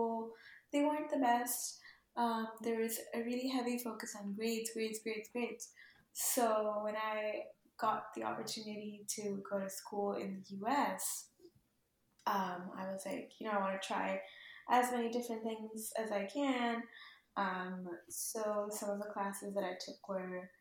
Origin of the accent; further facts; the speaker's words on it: Lahore, Punjab, Pakistan; first language Urdu; English is a second language; moved away as an adult; also born or lived in Nampa, Idaho; now in San Francisco, United States; I'm originally from Pakistan, from a city called Lahore. I'm 23 years old, currently living in San Francisco, California.